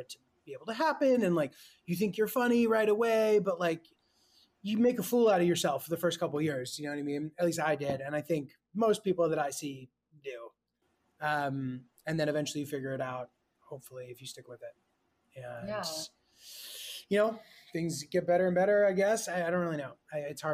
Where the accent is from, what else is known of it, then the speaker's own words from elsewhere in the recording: rural Connecticut, United States; also born or lived in Brooklyn, New York; I like grew up more in a small town. Like we're from Brooklyn originally. And mm-hmm. then when I was young, like we moved to like the sticks, basically like rural Connecticut.